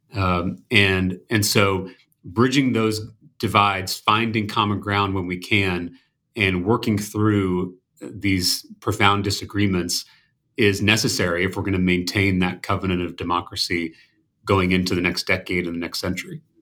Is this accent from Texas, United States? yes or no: yes; Texas, United States; as a Texan